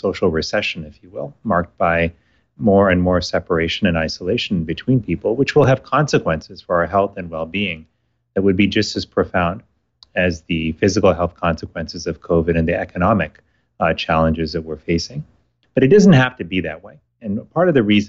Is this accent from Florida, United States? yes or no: yes; Miami, Florida, United States; When I was living and growing up in Miami, Florida, I was in high school at the time